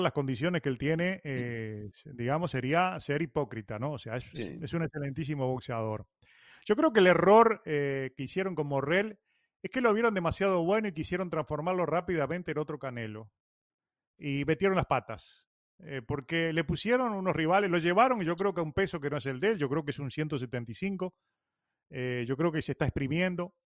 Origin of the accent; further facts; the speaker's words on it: Uruguay; also born or lived in Cuba; now in Miami, United States; soy más cubano que uruguayo